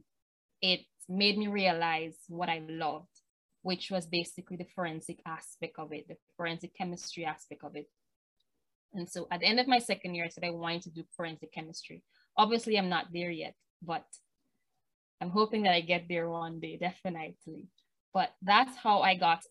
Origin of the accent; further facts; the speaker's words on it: Guyana; I'm from Burbies, and much of the opportunities that I got in my career and my academic studies was from Georgetown. Us in Burbies are not usually given that opportunity